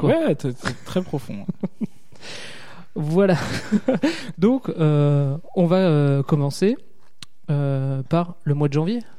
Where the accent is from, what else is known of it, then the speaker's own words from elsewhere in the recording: Alsace, Grand Est, France; accent: Alsatian; Je viens d'Alsace. Ça ah. s'entend à mon, mon accent chantant.